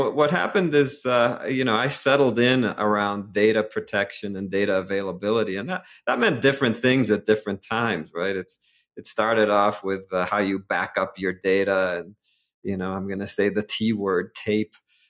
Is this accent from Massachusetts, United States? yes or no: yes; Boston, Massachusetts, United States; Well, I was born and raised in the Boston area.